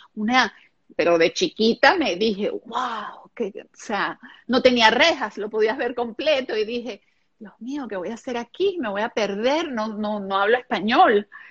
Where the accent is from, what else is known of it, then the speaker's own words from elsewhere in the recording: Venezuela; first language German; Spanish is a second language; also born or lived in Israel; llegar a Venezuela tengo muchos momentos así, recuerda que era pequeña